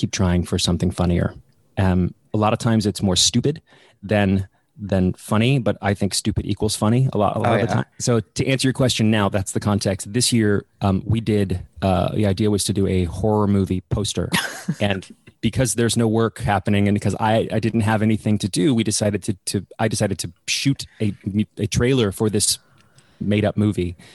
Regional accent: Dallas, Texas, United States; moved away as an adult; now in England; I'm from Dallas, Texas

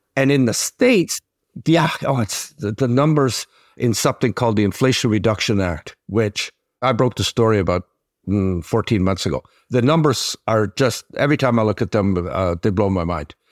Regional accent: Quebec, Canada; my hometown of Sitsin, Quebec

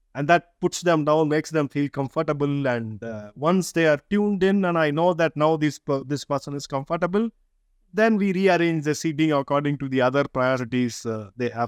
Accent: India; English is a second language; being Indian is we grow up in a diverse environment all our lives to different languages

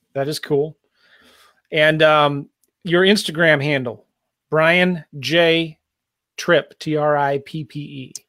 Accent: San Diego, California, United States; also born or lived in Iowa; now in St. Louis, United States; I live in Saint Louis, right? But, you know, I was raised in San Diego

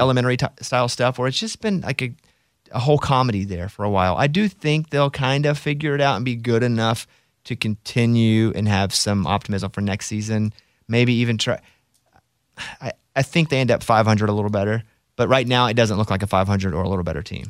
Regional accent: Arkansas, United States; Because I'm from Arkansas, we're taught to not like Texas

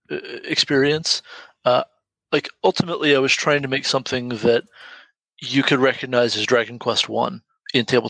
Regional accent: Marietta, Georgia, United States; I grew up in Marietta, Georgia

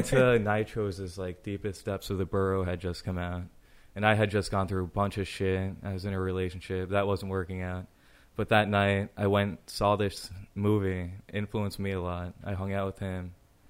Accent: Ireland; So, luck, I guess I'm Irish and I can look at the ground and I can find a four-leaf clover.

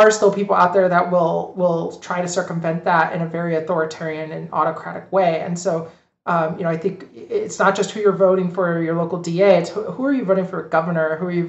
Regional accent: Florida, United States; Like, I grew up in Hillsborough County, so I'm from there.

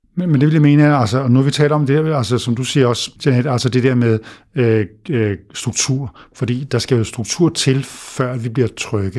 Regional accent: Denmark; vi danskere

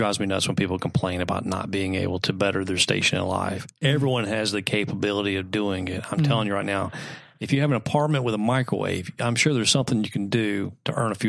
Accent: Texas, United States; And, listen, I'm originally from Texas.

